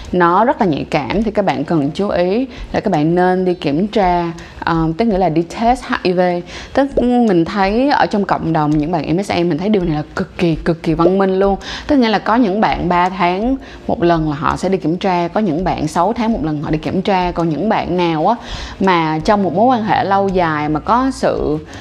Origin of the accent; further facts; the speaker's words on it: Ho Chi Minh City, Vietnam; mình sinh ra và lớn lên ở Thanh Đa ở thành phố Hồ Chí Minh